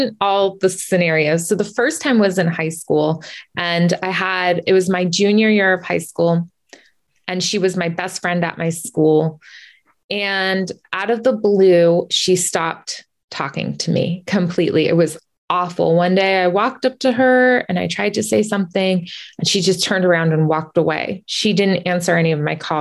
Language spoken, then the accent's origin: English; California, United States; now in Massachusetts, United States; And we grew up in California, and now I'm in Massachusetts.